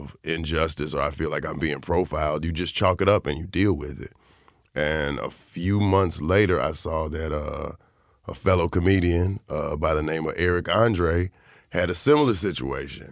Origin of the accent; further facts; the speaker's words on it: the South, United States; growing up in the South